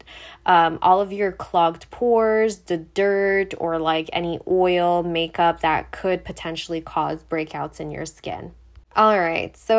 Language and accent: English; Montreal, Quebec, Canada; I'm from Montreal, so I do speak French